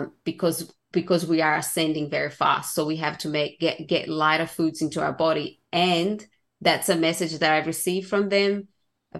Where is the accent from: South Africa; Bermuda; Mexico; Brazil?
Brazil; growing up in Brazil